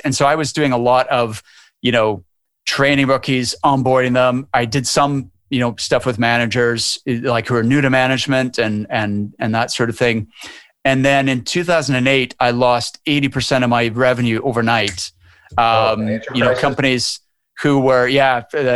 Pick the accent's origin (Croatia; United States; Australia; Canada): Canada; moved away as an adult; now in Edinburgh, United Kingdom; I'm from Canada originally, but I've lived over here for 23 years.